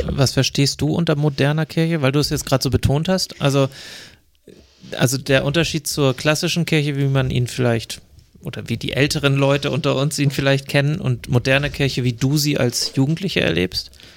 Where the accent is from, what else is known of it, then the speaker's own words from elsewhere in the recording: Glückstadt, Schleswig-Holstein, Germany; aus meiner Heimatgemeinde in Glückstadt an der Elbe